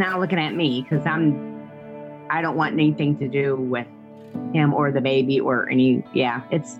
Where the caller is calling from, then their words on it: Illinois, United States; I'm calling from Illinois.